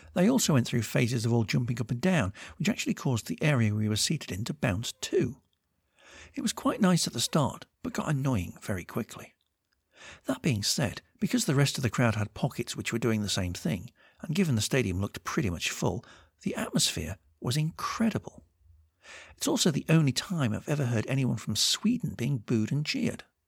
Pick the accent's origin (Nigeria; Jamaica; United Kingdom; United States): United Kingdom; England; I'm English